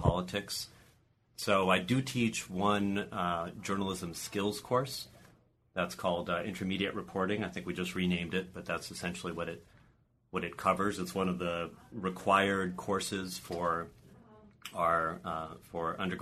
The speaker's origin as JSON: {"language": "English", "town": "Washington", "region": "District of Columbia", "country": "United States", "tie": "born or raised there", "also_born_or_lived": "Chicago / New York City", "moved": "as an adult", "lives_now": "Madison, United States", "said": "I grew up on the East Coast in Washington, D.C."}